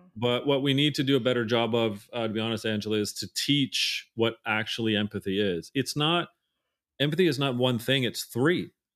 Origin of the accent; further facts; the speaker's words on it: Canada; being Canadian, I say Z a lot